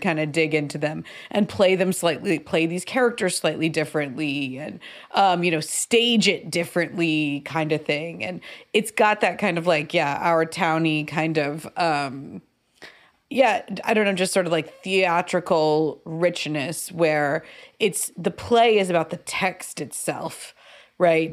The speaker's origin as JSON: {"language": "English", "country": "United States", "said": "as an American viewer"}